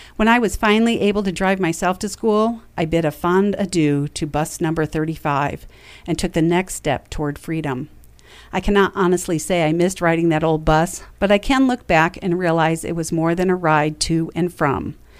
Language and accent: English; New York, United States; Growing up in New York meant a trip to Cooperstown while in middle school